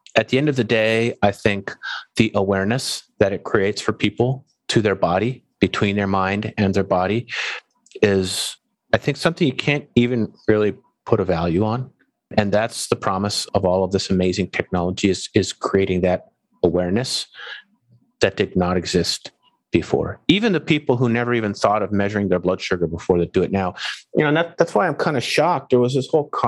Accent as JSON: {"language": "English", "country": "Canada", "moved": "yes", "said": "I'm from Canada. I go home to visit."}